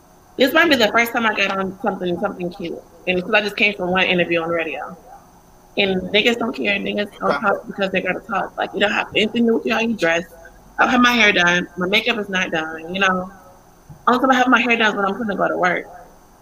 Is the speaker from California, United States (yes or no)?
no; Atlanta, Georgia, United States; I'm from Atlanta, Fulton County